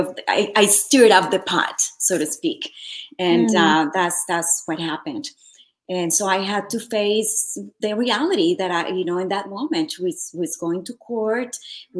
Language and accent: English; Colombia; moved away as an adult; also born or lived in Santa Monica, Los Angeles, United States; now in Los Angeles, United States; I am originally from Colombia. I moved here to Los Angeles, actually Santa Monica. Back in 97, I believe that's what it was. So at a very young age, I was about 21 years old.